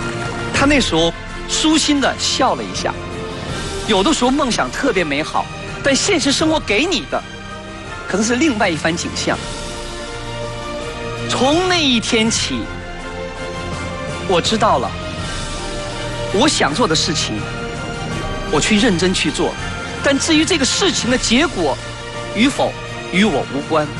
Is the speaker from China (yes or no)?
yes; Beijing, China; moved away as an adult; also born or lived in United States; 我说：“是的，是的。”我说：“我从北京来。”